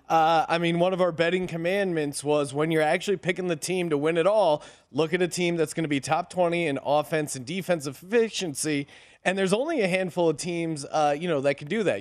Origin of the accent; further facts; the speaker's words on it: Bethlehem, Pennsylvania, United States; I'm from Bethlehem, Pennsylvania